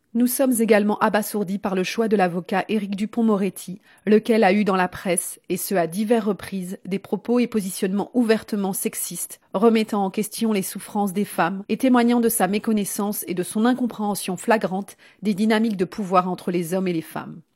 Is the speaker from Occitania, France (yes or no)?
no; Lyon, Auvergne-Rhône-Alpes, France; moved away; J'ai grandi à Lyon